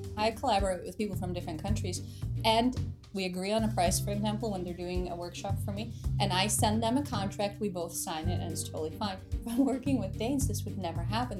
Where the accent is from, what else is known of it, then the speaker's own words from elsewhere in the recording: United States; moved away as an adult; living in the United States as a child and growing up in the United States